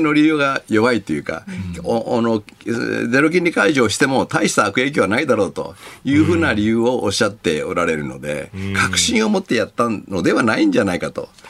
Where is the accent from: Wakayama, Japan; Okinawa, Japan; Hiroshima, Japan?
Wakayama, Japan; 雑賀崎という非常に風光明媚な漁村